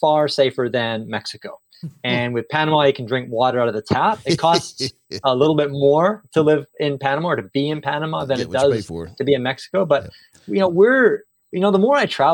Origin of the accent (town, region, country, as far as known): Canada; born or raised there; moved away as an adult; also born or lived in Singapore